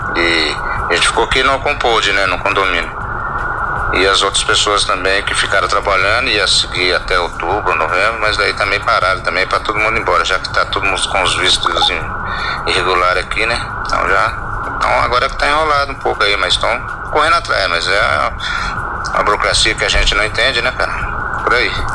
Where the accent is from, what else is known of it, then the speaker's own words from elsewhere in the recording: São José dos Campos, São Paulo, Brazil; Eu sou de São José dos Campos mesmo, moro no bairro Paraíso do Sol, Zona Leste